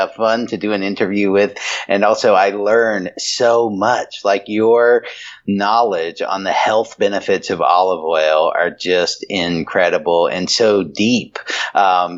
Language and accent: English; North Carolina, United States; I'm a boy from North Carolina